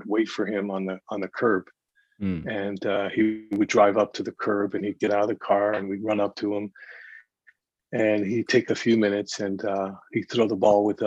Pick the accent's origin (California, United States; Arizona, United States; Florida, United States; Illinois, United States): California, United States; San Jose; also born or lived in San Francisco / San Diego; I was born in San Francisco, grew up in San Jose